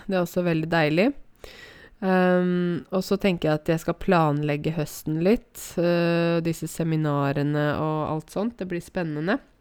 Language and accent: Norwegian; Norway; Ja, jeg er norsk, jeg er nordmann